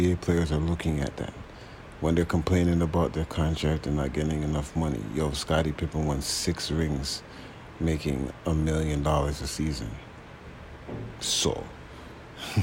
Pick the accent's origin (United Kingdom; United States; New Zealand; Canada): Canada; Toronto, Ontario; I'm from Toronto